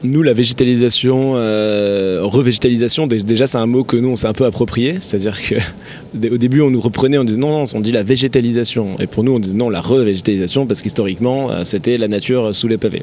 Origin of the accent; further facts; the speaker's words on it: Tarn-et-Garonne, Occitania, France; moved away as an adult; also born or lived in Toulouse / Paris; je suis originaire du sud-ouest de la France, un petit village dans le Tarn-et-Garonne. J'ai grandi là-bas